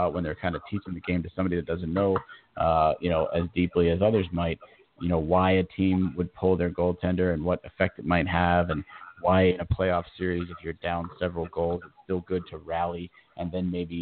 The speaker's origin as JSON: {"language": "English", "region": "Florida", "country": "United States", "tie": "born or raised there", "said": "here to my home state"}